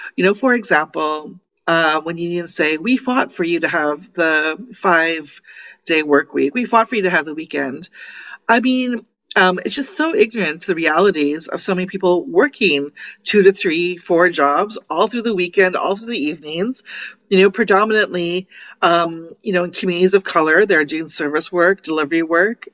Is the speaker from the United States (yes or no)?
no; Toronto, Ontario, Canada; I'm from Toronto